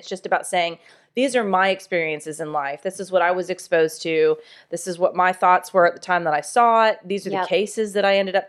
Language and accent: English; Jacksonville, Florida, United States; how the death penalty has been impacted by the murder of a little playmate that I had growing up in Jacksonville.